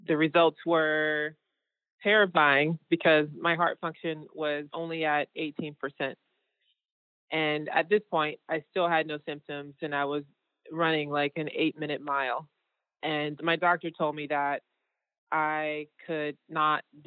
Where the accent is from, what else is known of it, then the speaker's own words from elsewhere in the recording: Georgia, United States; I am a painter from Georgia